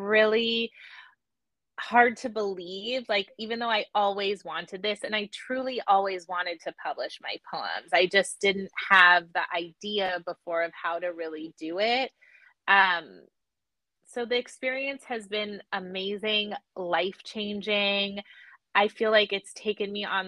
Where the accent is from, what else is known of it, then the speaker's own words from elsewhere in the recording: Los Angeles, California, United States; moved away as an adult; also born or lived in Atlanta, Georgia; now in Lehigh Valley, United States; I'm from Los Angeles, born and bred. I'm from the Valley